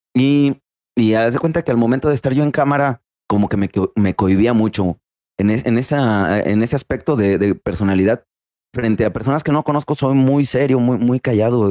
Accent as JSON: {"language": "Spanish", "town": "Rioverde", "region": "San Luis Potosí", "country": "Mexico", "tie": "born or raised there", "lives_now": "Ciudad Fernández, Mexico", "said": "soy originario de Río Verde, San Luis Potosí"}